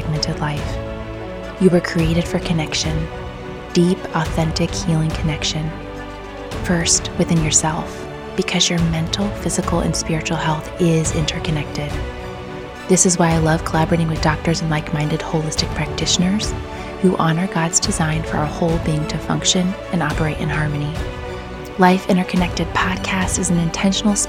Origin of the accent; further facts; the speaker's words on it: Bloomington, Indiana, United States; moved away as an adult; also born or lived in Charlotte, North Carolina / West Chester, Pennsylvania / Michigan; now in Fort Wayne, United States; I grew up in Bloomington, Indiana.